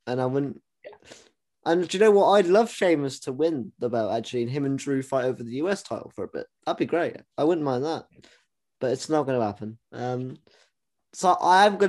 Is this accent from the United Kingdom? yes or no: yes; England, United Kingdom; I'm from England